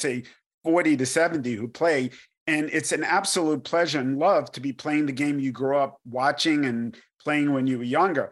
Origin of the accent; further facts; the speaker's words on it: New York City, New York, United States; now in Danville, United States; I grew up in New York and I was born in Brooklyn, and you can probably tell from my accent.